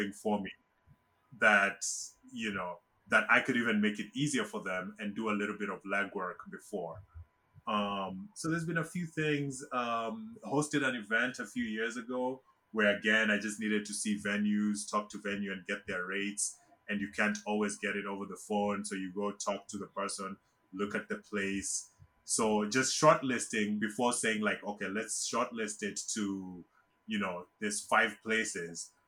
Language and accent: English; Kenya; moved away as an adult; now in United States; I was born and raised in Kenya. Um, I left Kenya in 2000 to to come to the US to go to college